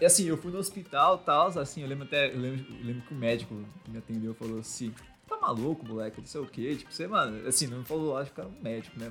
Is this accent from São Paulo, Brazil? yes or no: yes; São Paulo, Brazil; sou da Zona Norte aqui de São Paulo